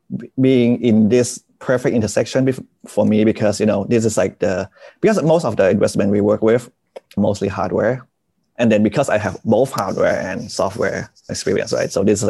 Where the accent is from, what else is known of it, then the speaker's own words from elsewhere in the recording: Bangkok, Thailand; So I moved around a lot, you know, but I grew up mostly in Bangkok